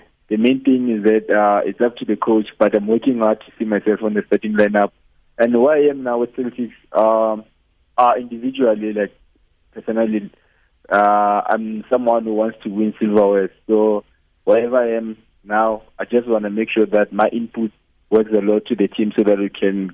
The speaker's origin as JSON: {"language": "English", "region": "Limpopo", "country": "South Africa", "moved": "yes", "lives_now": "Bloemfontein, South Africa", "said": "most of the guys here, we are from Limpopo, so we do have that bond of like being homeboys"}